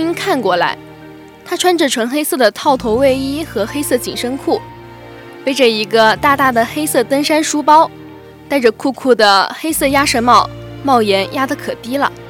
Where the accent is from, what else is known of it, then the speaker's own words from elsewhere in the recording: Shijiazhuang, Hebei, China; 啊，我是石家庄的，到厦门上学，华侨大学。